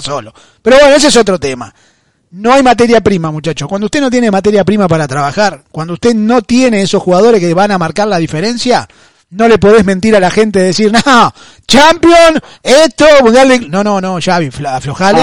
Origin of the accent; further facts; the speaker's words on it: Argentina; yo soy argentino